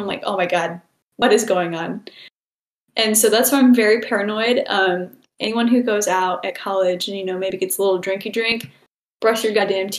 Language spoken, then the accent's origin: English; Michigan, United States; moved away as an adult; also born or lived in Illinois; I'm originally from Michigan